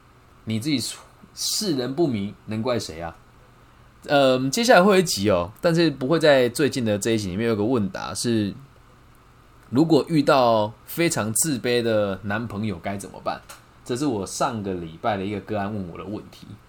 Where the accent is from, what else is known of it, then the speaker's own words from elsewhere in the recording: Taiwan; 我不知道说什么，我们台湾人比较爱计较还是什么？